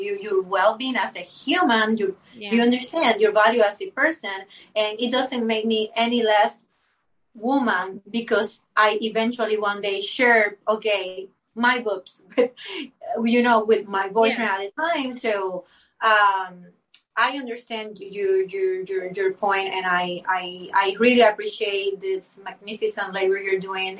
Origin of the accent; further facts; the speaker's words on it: Panama; English is a second language; I was Panamanian, my English is not my native language